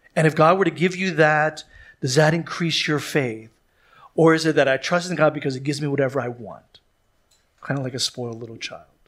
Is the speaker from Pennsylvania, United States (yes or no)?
yes; Philadelphia, Pennsylvania, United States; moved away; I come from Philadelphia where they say we are maybe some of the worst citizens in the United States of America.